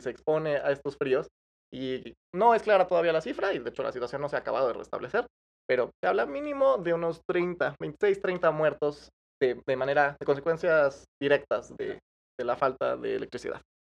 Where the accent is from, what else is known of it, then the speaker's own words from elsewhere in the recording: Mexico; a, mí como, mexicano